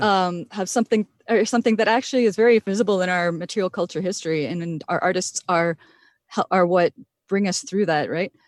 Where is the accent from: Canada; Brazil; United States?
Canada; Point Grondine, Ontario; also born or lived in Wikwemikong; I'm actually from the Point Grandin side on the mainland